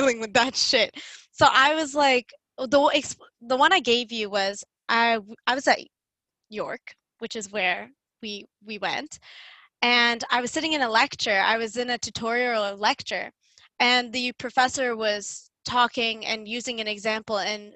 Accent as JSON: {"language": "English", "town": "Toronto", "region": "Ontario", "country": "Canada", "first_language": "English", "said": "I'm from Toronto. They're like, no, where are you from? I'm like, okay, well, I'm from Scarborough"}